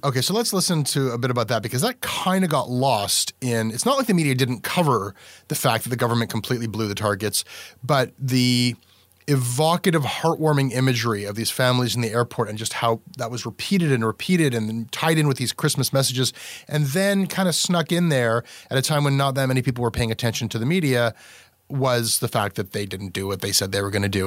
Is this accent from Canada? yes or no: yes; Canada; My whole sense of myself as a Canadian